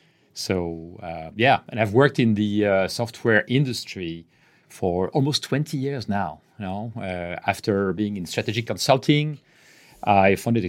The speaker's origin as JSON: {"language": "English", "country": "France", "second_language": "English", "lives_now": "Barcelona, Spain", "said": "I am French, as you can guess from my terrible accent. But I've been in Barcelona, and I've been in Barcelona for the last 16 years now."}